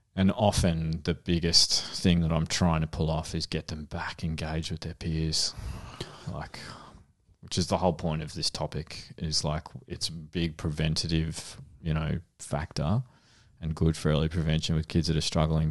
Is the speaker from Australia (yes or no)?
yes; Frankston, Victoria, Australia; I grew up in Frankston